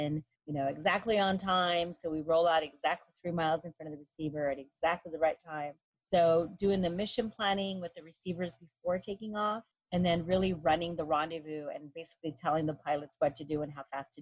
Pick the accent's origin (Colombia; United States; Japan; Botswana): United States; Texas; I am the daughter of Mexican immigrants, so that we had no history of serving since my parents pretty much just arrived from Mexico and I was born in Texas